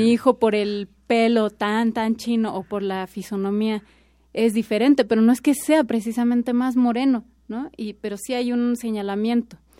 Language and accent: Spanish; Austin, Texas, United States; moved away as an adult; now in Mexico; soy de Texas. Soy, soy de Austin, en realidad, y llevo seis años en México.